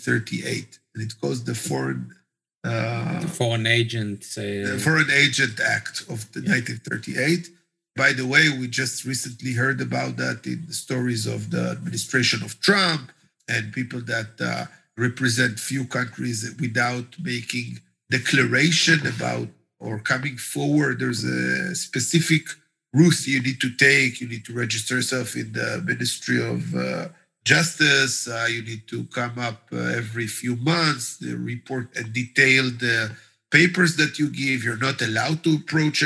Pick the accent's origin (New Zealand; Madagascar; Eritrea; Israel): Israel; I'm Israeli